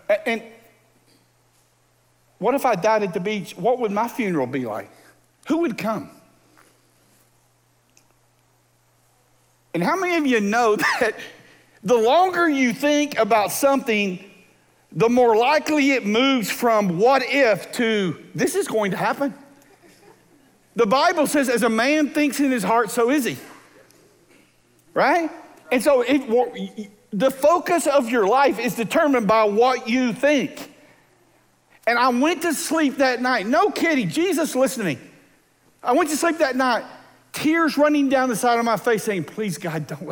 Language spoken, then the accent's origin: English; Texas Gulf Coast, United States; moved away; I grew up on the Texas Gulf Coast